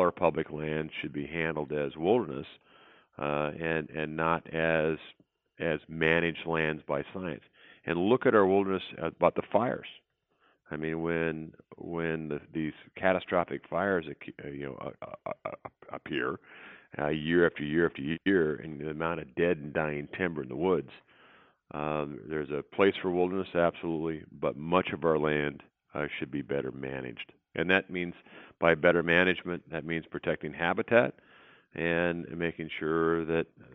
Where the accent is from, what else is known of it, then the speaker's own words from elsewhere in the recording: Montana, United States; I grew up in Montana.